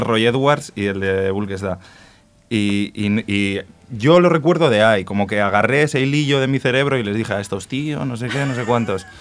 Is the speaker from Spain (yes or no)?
yes; Spain; en mi pueblo, que es un pueblo de 2.000 habitantes, que se habla euskera en todos los rincones